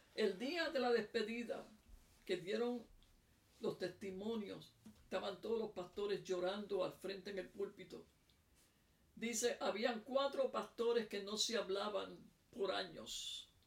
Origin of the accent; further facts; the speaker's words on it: Puerto Rico; now in South Africa; yo soy de Puerto Rico, pero vivo en Sudáfrica.